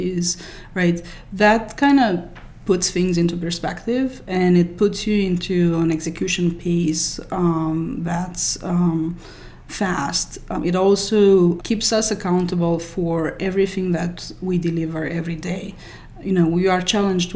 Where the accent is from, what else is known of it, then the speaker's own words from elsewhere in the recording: Romania; moved away as an adult; also born or lived in France; now in United States; I was born in Romania. My undergrad studies were in computer science in Romania